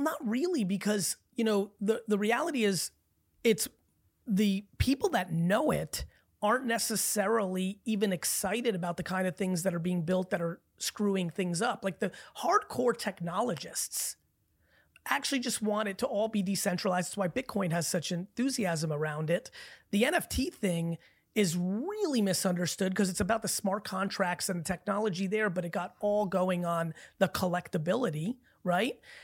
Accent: New Jersey, United States; also born or lived in Belarus; growing up in Jersey in the eighties

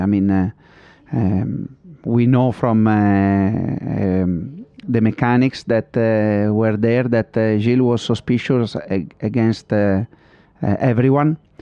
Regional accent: Modena, Emilia-Romagna, Italy; English is a second language; I'm from Modena, I always been around in Ferrari

